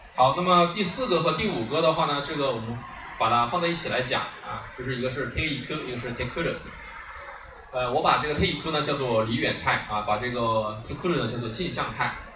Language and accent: Chinese; China; 我们中国人